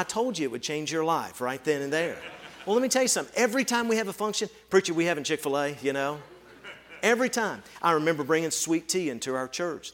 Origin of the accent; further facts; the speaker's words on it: Tennessee, United States; moved away as an adult; also born or lived in rural Ohio; I grew up in Tennessee